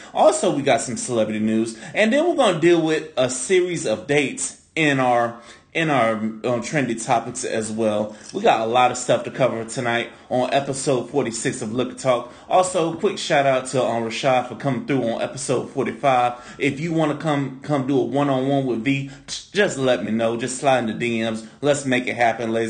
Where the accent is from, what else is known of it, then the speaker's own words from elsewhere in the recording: St. Petersburg, Florida, United States; also born or lived in Tampa; I'm from St. Pete